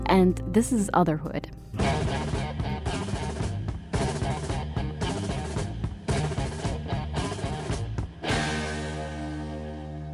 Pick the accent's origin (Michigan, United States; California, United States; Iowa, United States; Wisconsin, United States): Iowa, United States; I'm Indian. I was raised in Iowa